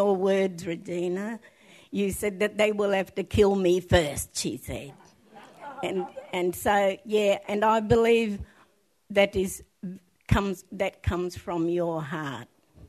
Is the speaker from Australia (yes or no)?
yes; South Australia, Australia; from the Adnyamatna people